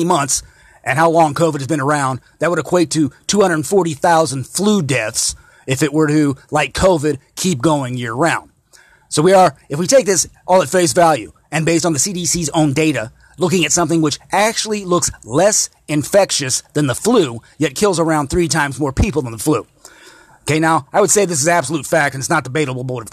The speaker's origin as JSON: {"language": "English", "region": "Indiana", "country": "United States", "tie": "born or raised there", "said": "here in my home state of Indiana"}